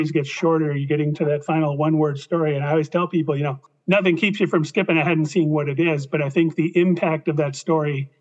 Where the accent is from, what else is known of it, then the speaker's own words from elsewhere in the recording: Midwest, United States; I'm from the Midwest